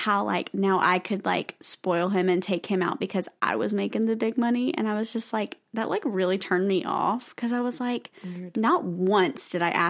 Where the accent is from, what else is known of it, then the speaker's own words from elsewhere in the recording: the South, United States; We're from the South.